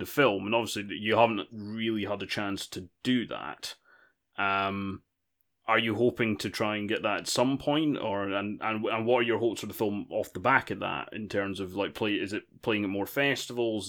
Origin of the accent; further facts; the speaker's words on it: United Kingdom; I'm British